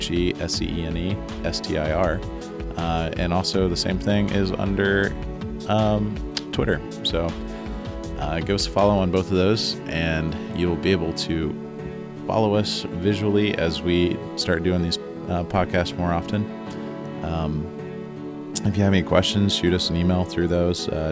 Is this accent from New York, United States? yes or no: no; Columbus, Ohio, United States; We are proudly from Columbus